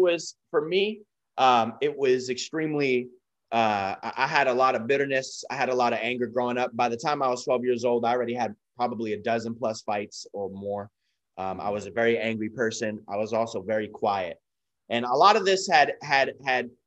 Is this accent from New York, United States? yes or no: yes; New York City, New York, United States; I was born and raised in the Bronx, New York. So I'm a New Yorker